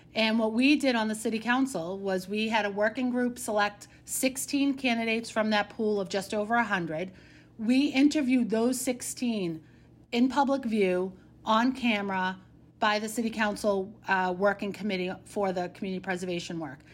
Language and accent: English; Boston, Massachusetts, United States; accent: Dorchester; where I grew up, there's a lot of Polish influence